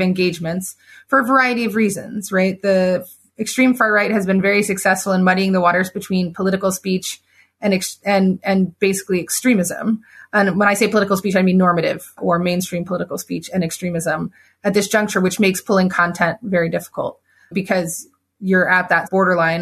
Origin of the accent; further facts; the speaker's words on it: United States; I'm very American in that way